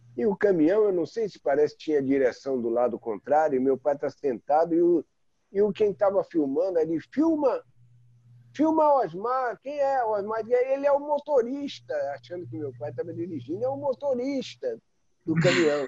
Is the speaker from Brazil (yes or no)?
yes; Bahia, Brazil; como baianos